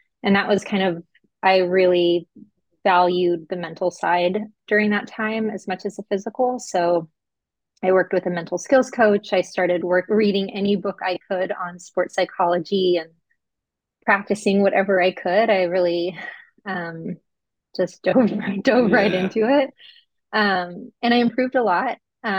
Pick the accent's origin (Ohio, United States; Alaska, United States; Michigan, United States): Alaska, United States; I'm from Alaska, so it's always interesting the freakouts, cold weather freakouts in Southern California.